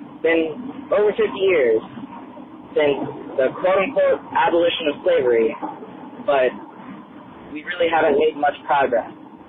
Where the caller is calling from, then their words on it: Columbus, Ohio, United States; Hi, Todd. … I am from Columbus, Ohio.